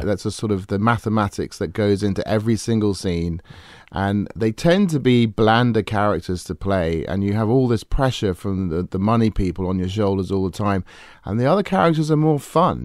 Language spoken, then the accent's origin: English; England, United Kingdom; I grew up in England